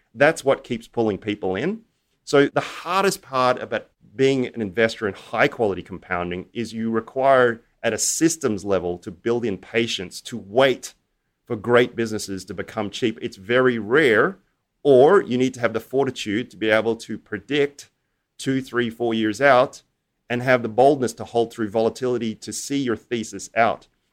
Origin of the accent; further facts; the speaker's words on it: Australia; I grew up in Australia